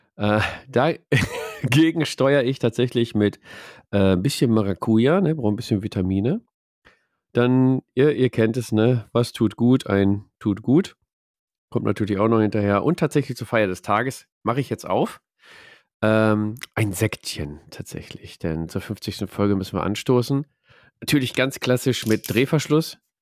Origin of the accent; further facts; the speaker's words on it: Ruhr area, North Rhine-Westphalia, Germany; Wir kommen aus dem Pott